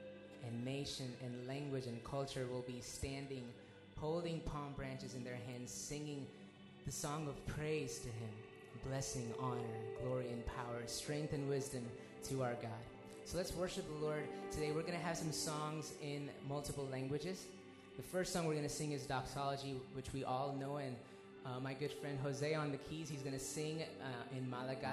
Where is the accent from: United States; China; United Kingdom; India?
India; moved away; I'm from India